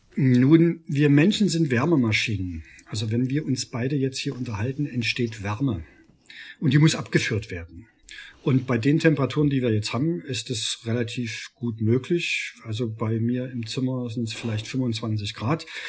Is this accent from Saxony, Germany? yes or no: yes; Freiberg, Saxony, Germany; Ich komme aus Freiberg, aus einer Stadt, die äh, die bundmetallurgie der DDR war